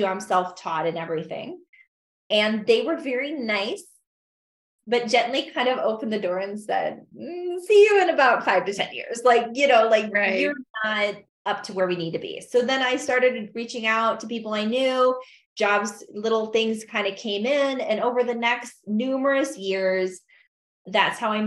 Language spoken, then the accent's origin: English; Michigan, United States; moved away as an adult; also born or lived in St. Louis, Missouri / Oregon; now in Idaho, United States; I moved from Michigan to St. Louis